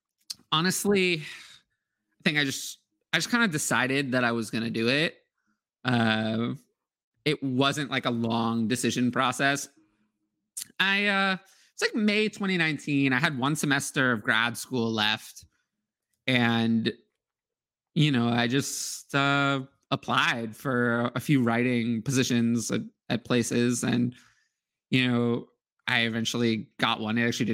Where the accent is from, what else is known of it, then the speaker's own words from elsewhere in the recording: New York, United States; I'm from New York